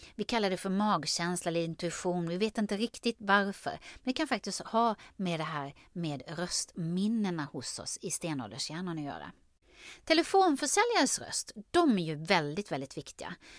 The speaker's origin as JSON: {"language": "Swedish", "town": "Karlskrona", "region": "Blekinge", "country": "Sweden", "accent": "Blekinge dialect with uvular r", "said": "Och jag har ju dialekt, jag är från Blekinge, Karlskrona. Där pratar vi så här med tungrotsärren"}